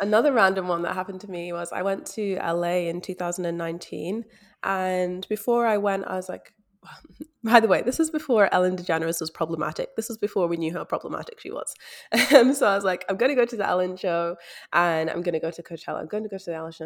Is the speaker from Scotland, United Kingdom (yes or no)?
yes; Scotland, United Kingdom; now in Australia; I am from Scotland based overseas in Australia